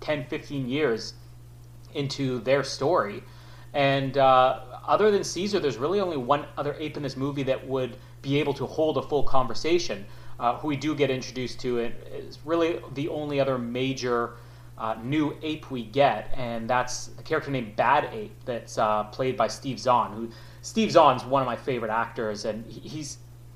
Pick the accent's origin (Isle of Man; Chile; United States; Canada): Canada; as a Canadian